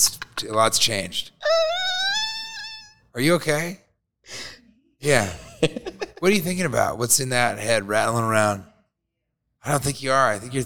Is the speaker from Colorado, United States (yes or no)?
yes; Denver, Colorado, United States; I grew up in the inner city of Denver, right in Capitol Hill, like 11 blocks from the Capitol.